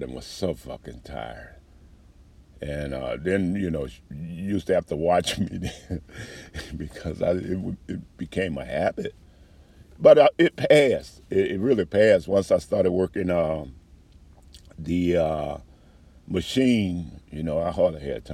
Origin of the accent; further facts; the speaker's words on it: New Orleans, Louisiana, United States; moved away as an adult; I grew up around the gays in New Orleans